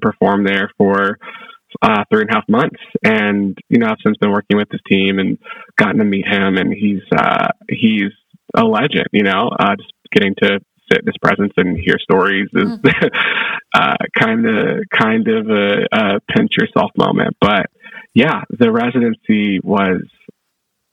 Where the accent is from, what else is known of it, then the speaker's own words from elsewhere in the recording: United States; growing up in America